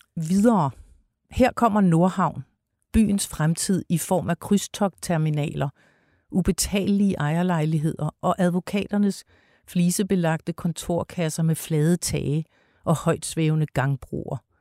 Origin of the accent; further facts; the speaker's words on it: Copenhagen, Capital Region of Denmark, Denmark; Jeg er københavner